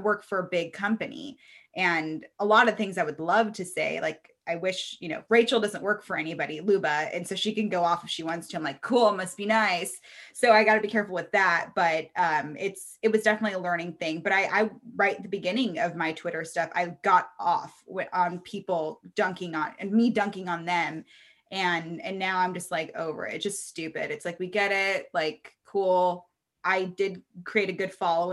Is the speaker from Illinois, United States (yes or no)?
no; Reno, Nevada, United States; I'm from Reno, it's a small town.